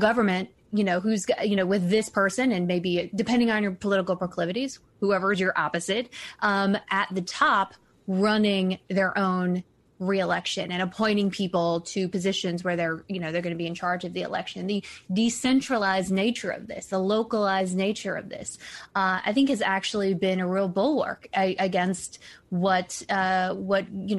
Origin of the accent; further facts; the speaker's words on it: Cobb County, Georgia, United States; moved away; I grew up in Cobb County, Georgia